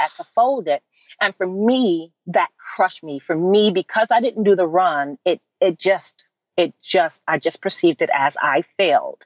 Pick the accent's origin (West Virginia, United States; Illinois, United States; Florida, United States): Illinois, United States; Chicago; moved away as an adult; also born or lived in New York; I transitioned into producing for the stage in Chicago, which is my hometown.